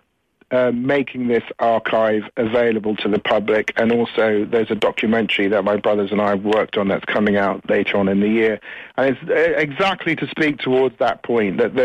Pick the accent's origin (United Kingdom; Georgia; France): United Kingdom; England; also born or lived in United States; I can't call myself Irish because I was, you know, I was raised in England and I wasn't exposed to the Irish culture.